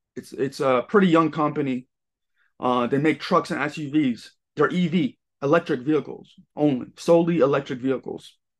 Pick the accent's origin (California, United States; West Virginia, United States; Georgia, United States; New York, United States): New York, United States; Long Island; also born or lived in Los Angeles; Long Island, right bu-, right by Queens